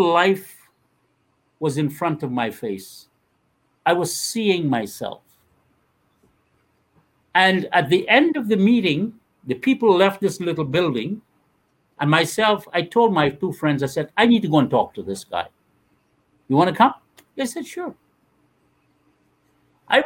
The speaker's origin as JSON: {"language": "English", "country": "Guyana", "tie": "born or raised there", "moved": "yes", "said": "When I was 13 years, Guyana went through one of the worst times in its life"}